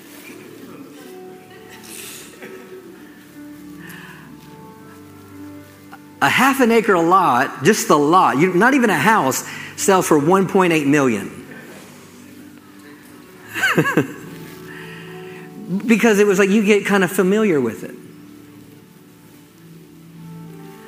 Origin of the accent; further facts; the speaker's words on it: Maryland, United States; also born or lived in St. Michaels, Maryland; Growing up in Maryland, I live close to the beach.